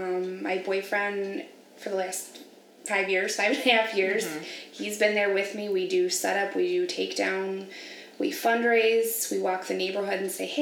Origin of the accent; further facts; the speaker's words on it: Sterling Heights, Michigan, United States; I am from Sterling Heights. I live there with my boyfriend and our fur kids.